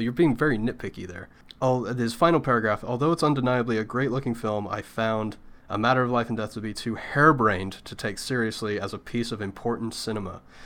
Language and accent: English; United Kingdom; as a British person